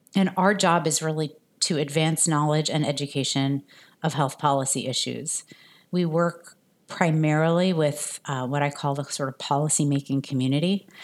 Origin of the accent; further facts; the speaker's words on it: New Jersey, United States; also born or lived in France; I grew up in New Jersey in the suburbs, but I was actually born in France